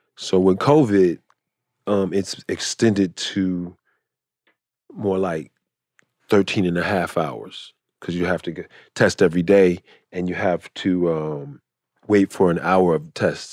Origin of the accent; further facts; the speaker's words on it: Chicago, Illinois, United States; moved away; I'm from Chicago.